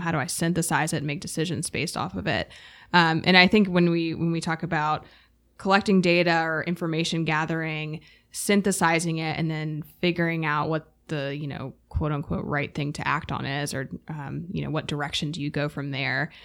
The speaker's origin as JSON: {"language": "English", "town": "Durham", "region": "North Carolina", "country": "United States", "tie": "born or raised there", "also_born_or_lived": "Raleigh, United States", "said": "I was born and raised in Durham, went to school at U N C, have stayed in Raleigh."}